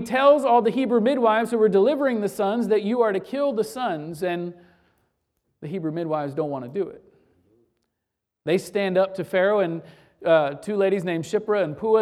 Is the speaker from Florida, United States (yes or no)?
yes; Florida, United States; Growing up in Florida, uh, as a true Floridian